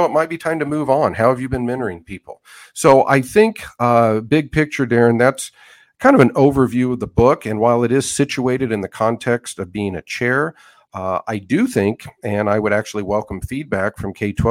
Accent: Western Nebraska, United States; moved away as an adult; now in Hays, Kansas, United States; I grew up in Western Nebraska in the 80s, early 90s

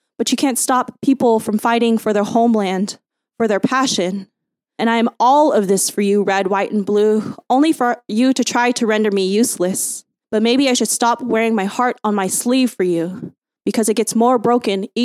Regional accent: United States; I was born ABC. I'm not an American-born Chinese, but I consider myself an American-Burmese and Chinese

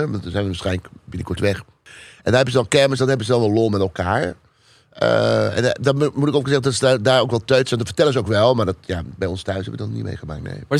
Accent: Hilversum, North Holland, Netherlands

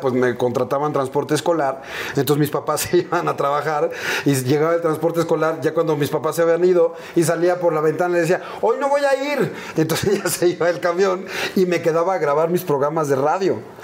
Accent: Mexico City, Mexico; crecimos, nuestra infancia fue en la Aéreos de Chulubusco ahí en la Viga y Ermita.

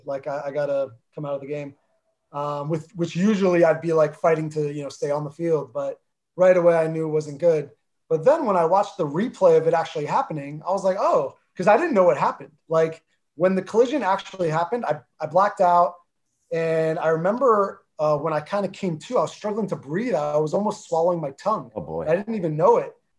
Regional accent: New Jersey, United States; accent: Jersey; first language Armenian; English is a second language; I grew up in North Jersey

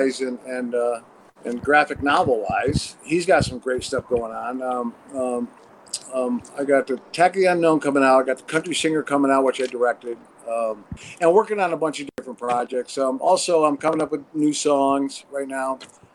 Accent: Watertown, New York, United States; now in Los Angeles, United States; Originally upstate New York, Watertown, and then lived in the city for 3 years

